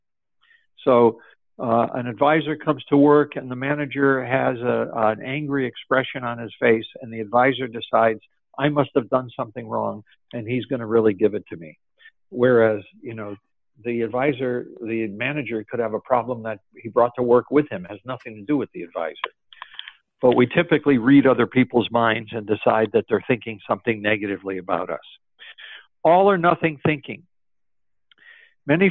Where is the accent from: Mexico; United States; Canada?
United States; Springfield, Massachusetts; my hometown, the same place that basketball was invented, Springfield, Massachusetts.